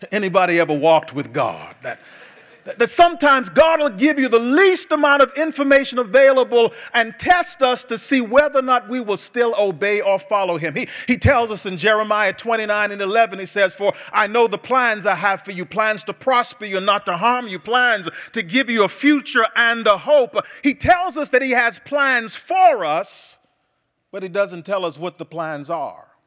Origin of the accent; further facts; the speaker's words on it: Bahamas; Andrew told you earlier, I'm from the Bahamas. I was, I was home a few uh, months ago visiting my father